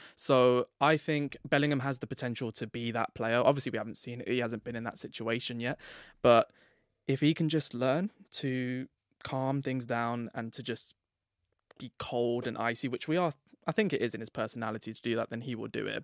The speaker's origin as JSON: {"language": "English", "region": "England", "country": "United Kingdom", "said": "I'm English as well"}